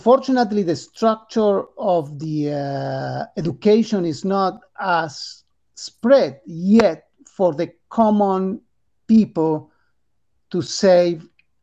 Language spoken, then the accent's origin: English; Argentina; English is a second language; moved away as an adult; now in United States; I'm from Argentina. I born in Argentina. I live there until I was 45